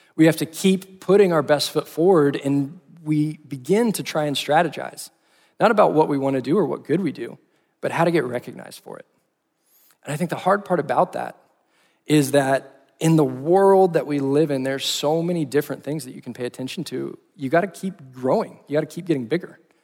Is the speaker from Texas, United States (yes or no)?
yes; Austin, Texas, United States; moved away as an adult; now in Fort Worth, United States; I grew up in Austin, Texas